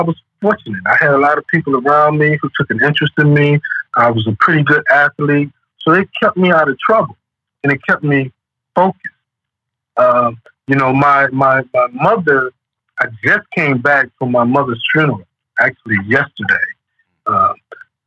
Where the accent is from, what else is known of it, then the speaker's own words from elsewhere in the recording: Cleveland, Ohio, United States; growing up in Cleveland.